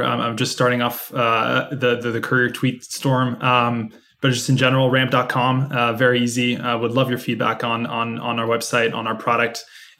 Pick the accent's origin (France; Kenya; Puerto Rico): France; I'm actually from France originally. You probably can't tell by the accent